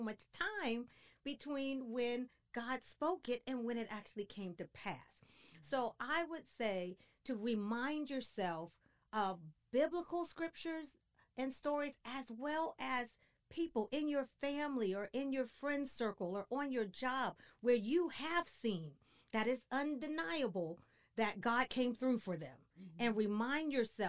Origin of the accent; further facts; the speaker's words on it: Washington, District of Columbia, United States; moved away as an adult; now in Frisco, United States; We're from the East Coast, from the Washington, D.C. area